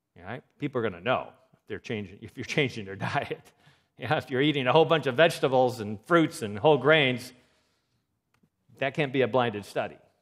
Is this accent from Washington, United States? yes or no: yes; Seattle, Washington, United States; moved away; I'm from Seattle.